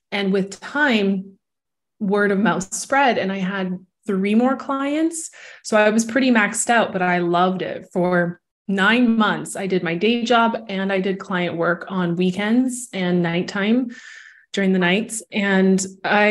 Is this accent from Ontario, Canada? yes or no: no; Vancouver, British Columbia, Canada; moved away as an adult; also born or lived in Toronto, Canada / Mexico; now in Barcelona, Spain; I'm from Vancouver, Canada, and left Vancouver as a young adult, spent 13 years in Toronto.